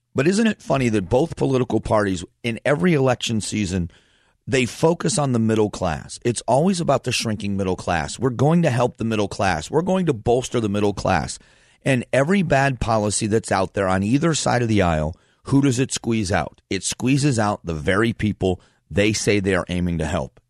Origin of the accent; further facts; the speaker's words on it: Fort Myers, Florida, United States; moved away as an adult; also born or lived in Northeast Ohio; now in Phoenix, United States; grew up in Southwest Florida, so I call Florida home.